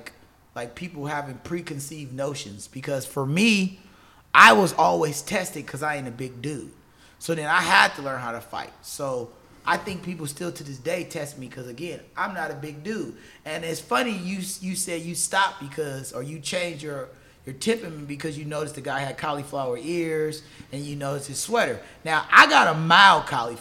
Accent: Compton, California, United States; moved away; also born or lived in Inglewood; I'm originally from Los Angeles, born in Inglewood, raised primarily in Compton.

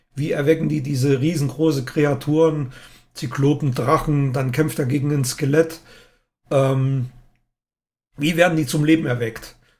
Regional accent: East Germany, Germany; born or raised there

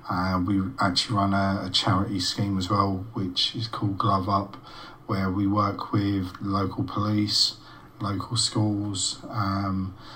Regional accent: London, United Kingdom; born or raised there; moved away; also born or lived in March, Cambridgeshire

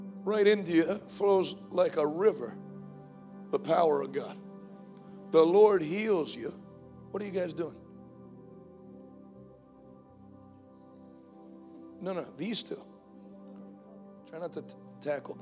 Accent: United States; I'm an American. I don't hold a degree in sociology, but I did grow up here

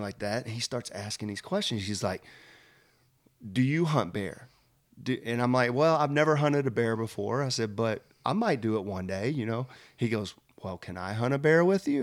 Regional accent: Splendora, Texas, United States; moved away; I grew up in Splendora, Texas, uh, which is a very small town

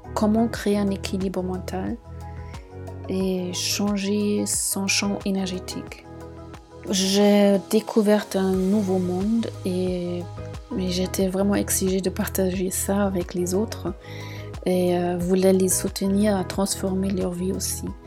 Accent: Munich, Bavaria, Germany; moved away as an adult; now in Marseille, France; je suis originaire de Munich et j'habite à Marseille depuis un an et demi

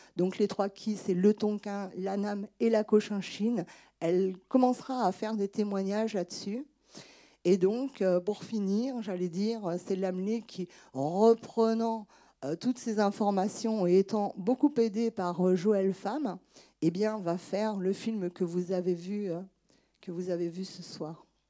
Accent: Angers, Pays de la Loire, France; je suis née à Angers

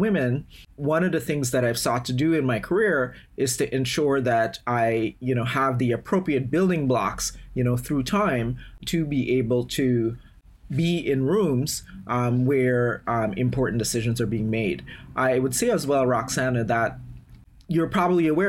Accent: Guyana; now in United States; I am originally from Guyana in South America

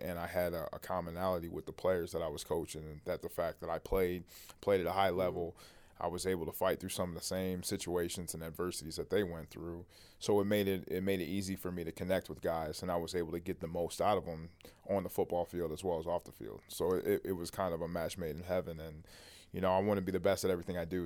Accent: Toledo, Ohio, United States; growing up in Toledo, Ohio

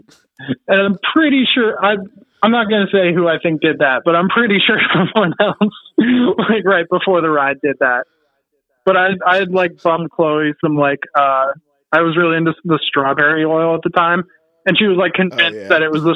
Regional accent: California, United States; I'm from California and I was born here.

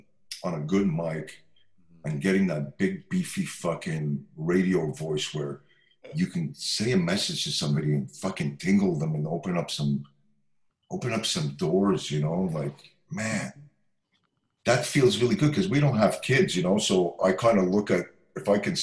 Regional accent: Montreal, Quebec, Canada; And Rhonda Smith is a dear friend of mine from very long, we're both from Montreal.

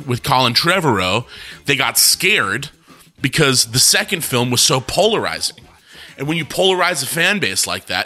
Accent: Los Angeles, California, United States; I'm from Hollywood

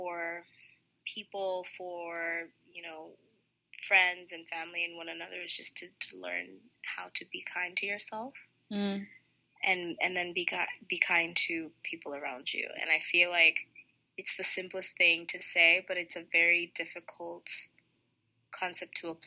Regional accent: Tanzania; also born or lived in United States

